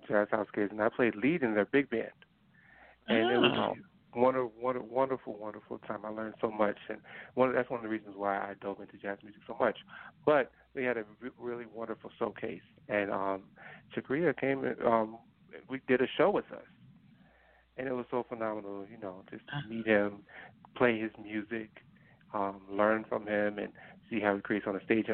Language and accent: English; New Jersey, United States; me growing up in New Jersey